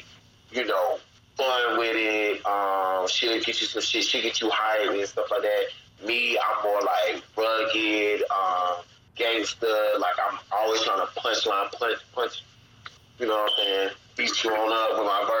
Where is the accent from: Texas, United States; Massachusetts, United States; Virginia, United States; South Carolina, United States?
South Carolina, United States; Gaston; also born or lived in Columbia, South Carolina; Actually, Gaston, South Carolina.